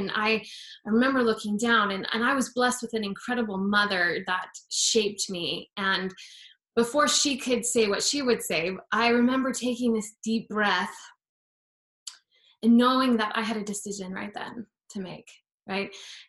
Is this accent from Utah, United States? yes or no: yes; Utah, United States; I grew up in Utah, so we'd go walk the mall because of the winter, it's so cold